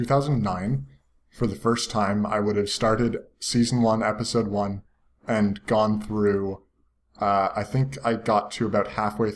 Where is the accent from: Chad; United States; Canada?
Canada; we're Canadian